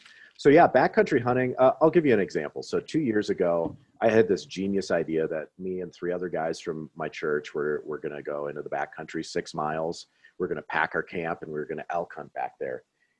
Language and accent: English; Midwest, United States; So just with my experiences growing up in the Midwest